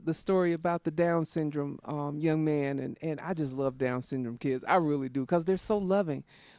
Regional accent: South Carolina, United States; I grew up in South Carolina.

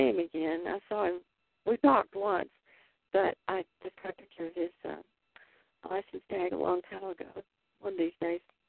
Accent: Texas, United States; now in Pacific Northwest, United States; I grew up in Texas, so when I discovered the Northwest, or I decided to land here

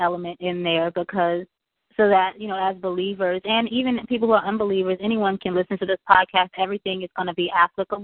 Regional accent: Charleston, South Carolina, United States; I am from Charleston, South Carolina

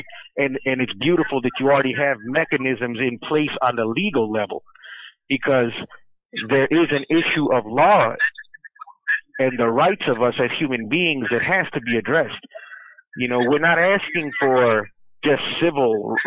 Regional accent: Chicago, Illinois, United States; as a Mexican born in America, been born and raised in Chicago my whole life

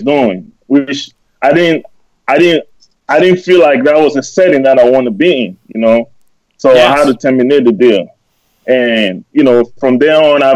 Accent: Cameroon; also born or lived in Germany; now in United States; Originally, I was born and raised in Cameroon.

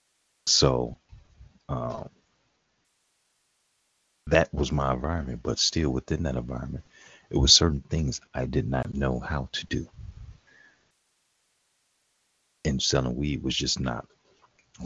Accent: Chicago, Illinois, United States; being raised in Chicago, even though it was still a lot of shootings

